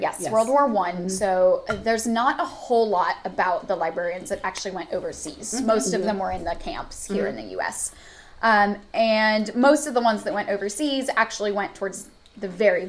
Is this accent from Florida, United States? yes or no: yes; Florida, United States; moved away; I grew up in Florida.